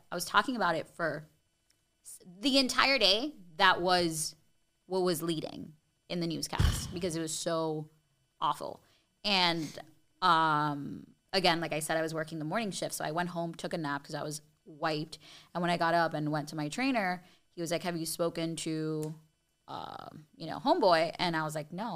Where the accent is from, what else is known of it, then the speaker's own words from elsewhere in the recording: Miami, Florida, United States; working in my hometown on T V at a station that I used to, like, you know, I grew up watching.